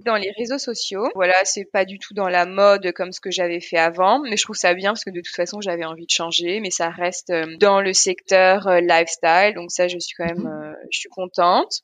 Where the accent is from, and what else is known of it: Paris, Île-de-France, France; born or raised there; moved away as an adult; also born or lived in Guadeloupe / Alsace-Lorraine; now in Berlin, Germany